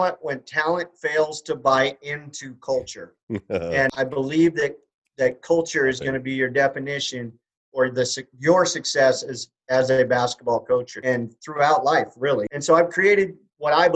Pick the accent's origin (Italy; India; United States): United States; Kalispell, Montana; I'm from Kalispell, Montana